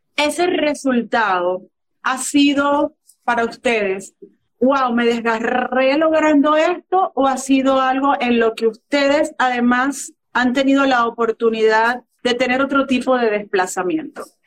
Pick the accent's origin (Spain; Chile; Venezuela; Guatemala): Venezuela; En Venezuela, en la tierra donde yo nací